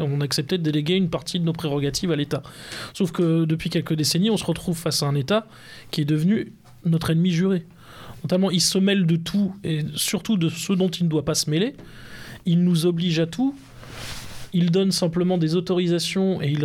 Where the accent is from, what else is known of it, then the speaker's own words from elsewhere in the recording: France; nous sommes français